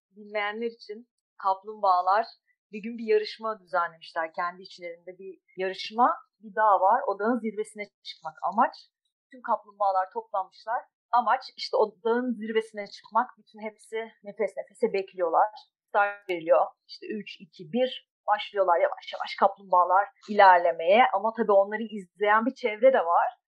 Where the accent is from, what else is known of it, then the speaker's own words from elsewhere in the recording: İzmir, Turkey; 1982 İzmir doğumluyum.